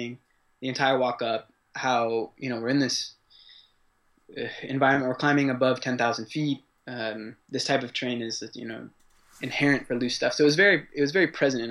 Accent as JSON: {"language": "English", "town": "San Diego", "region": "California", "country": "United States", "tie": "born or raised there", "moved": "as an adult", "lives_now": "Paris, France", "said": "I was born in San Diego, California, and grew up there. I've been living in Paris for the last 3 years"}